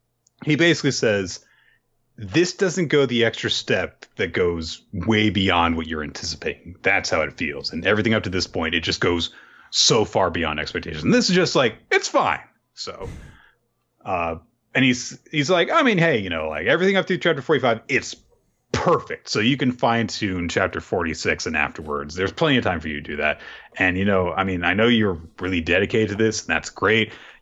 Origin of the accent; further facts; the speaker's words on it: Osaka, Japan; It's more of a Kansai thing. Well, I'm from Osaka.